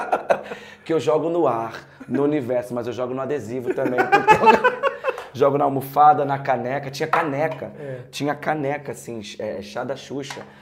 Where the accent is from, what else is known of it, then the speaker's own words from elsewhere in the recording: Pernambuco, Brazil; now in Rio de Janeiro, Brazil; eu sou pernambucano e vim para o Rio de Janeiro seguir minha carreira de ator